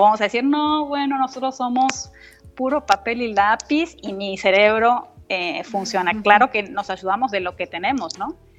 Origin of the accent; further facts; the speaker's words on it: Argentina; moved away; somos argentinos, solo nosotros dos